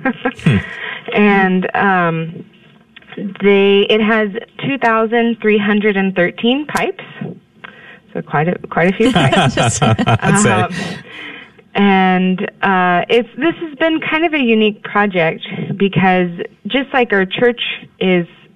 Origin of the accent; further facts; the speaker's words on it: Houston, Texas, United States; moved away as an adult; also born or lived in Indiana / Kansas; I'm actually born and raised in Texas in the Houston area